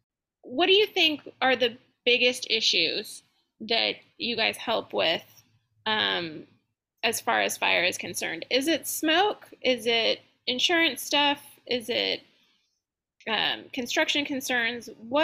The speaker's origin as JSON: {"language": "English", "region": "California", "country": "United States", "lives_now": "Louisiana, United States", "said": "I came from California, and that is obviously, fires have always been an issue, and I've been through a few evacuations, but never thought that that would be an issue here."}